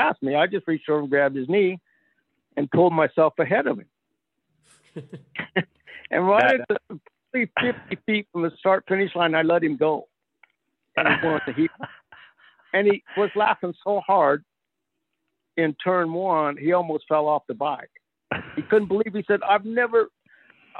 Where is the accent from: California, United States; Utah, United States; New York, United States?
California, United States; Northern; I was from Northern California